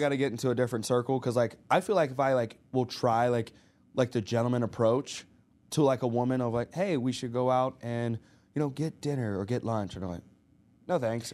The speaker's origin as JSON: {"language": "English", "region": "Arkansas", "country": "United States", "tie": "born or raised there", "moved": "yes", "said": "we grew up in Arkansas"}